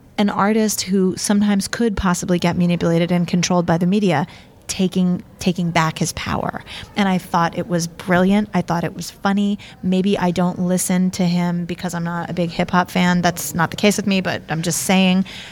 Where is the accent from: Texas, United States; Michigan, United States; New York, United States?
New York, United States; New York City; I'm born and raised in New York City, so my roots are definitely in the ska, punk, rock